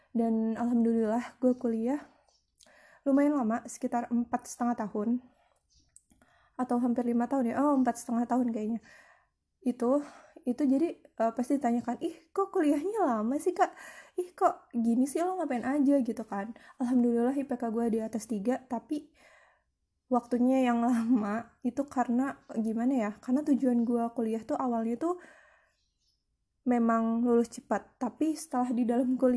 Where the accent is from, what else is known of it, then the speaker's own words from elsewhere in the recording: Bekasi, West Java, Indonesia; also born or lived in Jakarta; gue lahir di Jakarta. Sebelumnya itu terus gue pindah tahun 90 atau 9 atau 2000 gitu ya aku lupa itu ke Bekasi nah jadi sekolah gue itu yang pasti awal TK itu di Bekasi